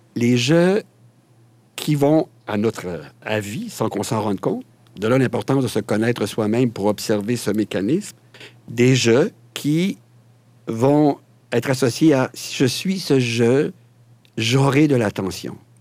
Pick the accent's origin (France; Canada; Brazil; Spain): Canada; Quebec; chez nous, au Québec, on a une expression qui dit « Je me pète les bretelles »